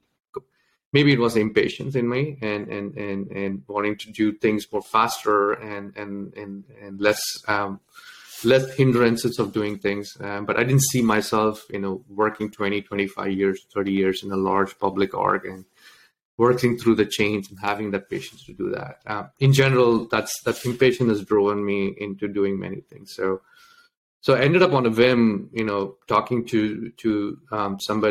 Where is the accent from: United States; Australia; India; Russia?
India; Delhi; English is a second language; also born or lived in Tamil Nadu, India; When I was around 8, I moved to Delhi